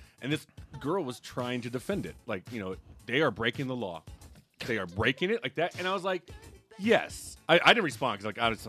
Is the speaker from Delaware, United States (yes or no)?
no; Utah, United States; because we said we're from Utah.